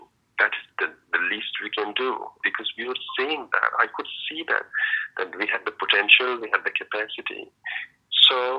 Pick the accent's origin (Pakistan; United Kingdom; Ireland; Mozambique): Pakistan; moved away as an adult; also born or lived in Afghanistan / Indonesia; I am from Afghanistan. I am Hazara, and I used to live as a refugee almost all of my life. I grew up in Pakistan